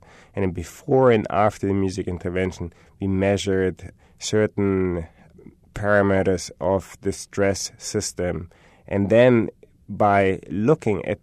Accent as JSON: {"language": "English", "country": "Germany", "moved": "yes", "said": "I'm from Germany"}